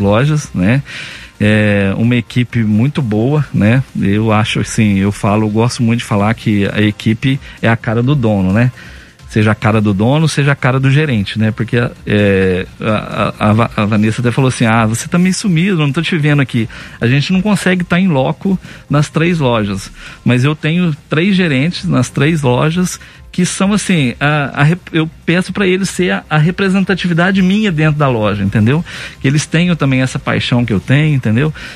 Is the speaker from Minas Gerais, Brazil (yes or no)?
yes; Campo Belo, Minas Gerais, Brazil; na minha cidade natal, por exemplo, Campo Belo